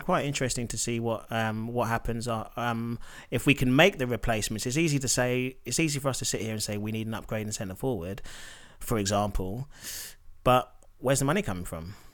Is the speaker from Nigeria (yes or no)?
yes; Nigeria; as a Nigerian